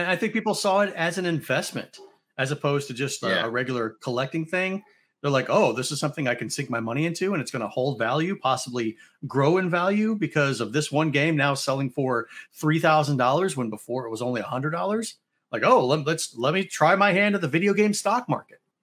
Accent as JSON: {"language": "English", "town": "St. Louis", "region": "Missouri", "country": "United States", "tie": "born or raised there", "said": "Louis Blues, they're my tried and true, they're my hometown team"}